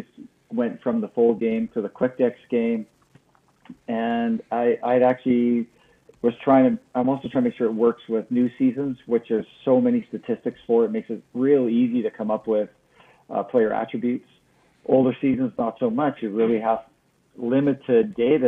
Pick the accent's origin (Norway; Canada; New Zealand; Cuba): Canada; moved away as an adult; now in United States; I grew up in Canada and I've been living in the States now for 20 years.